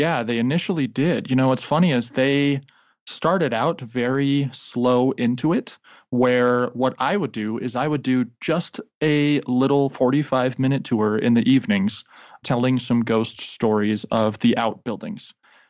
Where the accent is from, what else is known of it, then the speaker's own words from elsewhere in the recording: Colorado, United States; I was born and raised here in Colorado at the foothills of the Rocky Mountains.